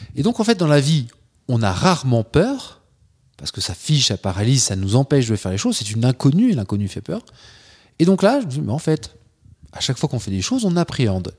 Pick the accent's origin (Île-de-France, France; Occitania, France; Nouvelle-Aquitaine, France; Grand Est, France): Grand Est, France; Troyes; je suis originaire de Troyes, dans l'Aube, là où il n'y a rien. Enfin, quand je dis rien, il n'y a pas la mer, il n'y a pas la montagne. Euh, en revanche, il y a des andouillettes et il y a des magasins d'usines. Donc, euh, j'ai passé mon, bah, toute mon enfance là-bas